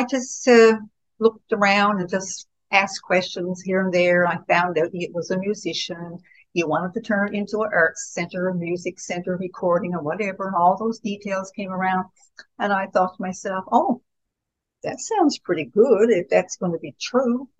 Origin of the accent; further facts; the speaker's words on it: Winterton, Newfoundland and Labrador, Canada; I was born and raised in Winterton